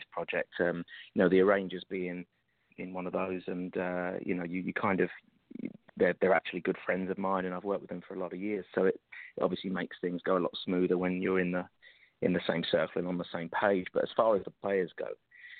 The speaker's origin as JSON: {"language": "English", "region": "London", "country": "United Kingdom", "tie": "born or raised there", "said": "I was growing up in London"}